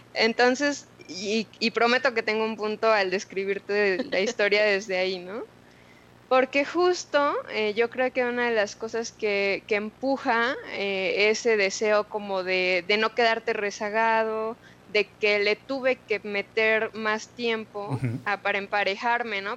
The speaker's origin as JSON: {"language": "Spanish", "region": "Mexico City", "country": "Mexico", "tie": "born or raised there", "also_born_or_lived": "Guadalajara", "moved": "as an adult", "said": "crecí con mis abuelos, soy de Ciudad de México."}